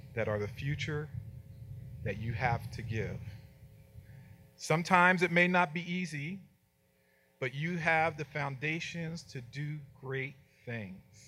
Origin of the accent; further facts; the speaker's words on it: New Jersey, United States; moved away; I was from New Jersey